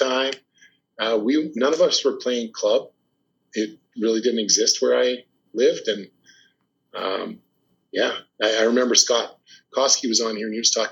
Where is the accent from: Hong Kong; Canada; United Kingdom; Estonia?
Canada; Oakbank, Manitoba; I'm from Oak Bank, Manitoba, and Oak Bank, our high school really encompasses Dugald